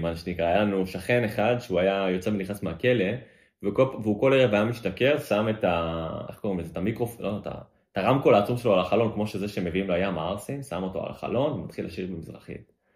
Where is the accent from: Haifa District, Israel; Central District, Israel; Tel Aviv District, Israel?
Tel Aviv District, Israel; Tel Aviv; אני גדלתי בתל אביב